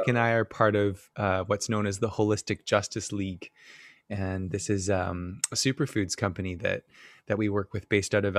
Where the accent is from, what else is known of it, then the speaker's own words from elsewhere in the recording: New South Wales, Australia; I'm actually from New South Wales. I'm a private school boy.